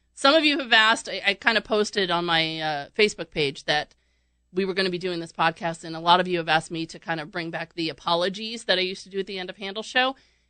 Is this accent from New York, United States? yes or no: yes; New York, United States; I'm from New York, too.